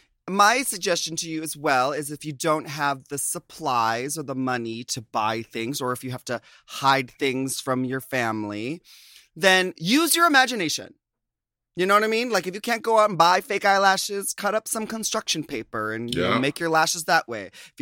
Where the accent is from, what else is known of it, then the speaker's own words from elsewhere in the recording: Philippines; It's a twist on Filipino culture. By the way, I'm Filipino.